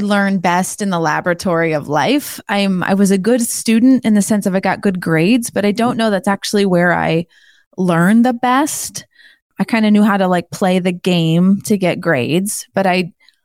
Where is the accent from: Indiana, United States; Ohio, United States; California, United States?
Indiana, United States; Indianapolis; my hometown here of Indianapolis